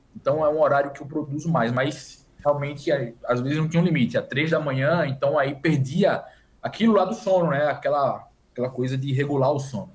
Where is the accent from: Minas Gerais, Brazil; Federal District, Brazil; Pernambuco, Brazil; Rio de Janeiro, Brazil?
Pernambuco, Brazil; Recife; moved away as an adult; also born or lived in Campina Grande, Paraíba; now in São Paulo, Brazil; eu nasci em Campina Grande, só que eu só nasci em Campina Grande. Eu cresci em Recife